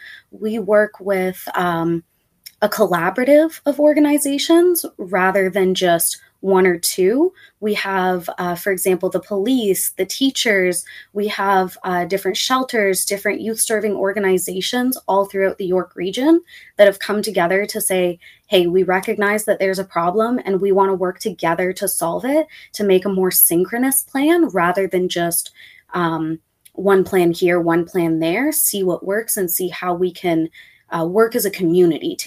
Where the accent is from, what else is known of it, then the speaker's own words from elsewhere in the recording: Toronto, Ontario, Canada; I grew up in the Rexdale area